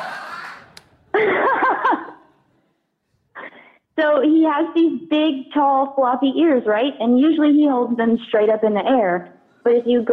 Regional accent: the South, United States; I grew up in the South

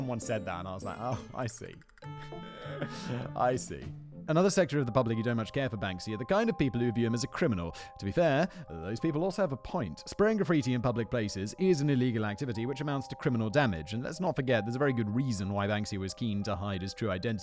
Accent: Kent, South East England, United Kingdom; moved away; I'm from Kent.

